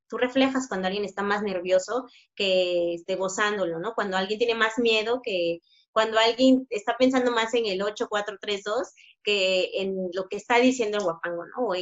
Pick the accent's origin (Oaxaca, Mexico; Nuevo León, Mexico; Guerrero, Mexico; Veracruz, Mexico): Oaxaca, Mexico; nunca he, negado que soy orgullosamente oaxaqueña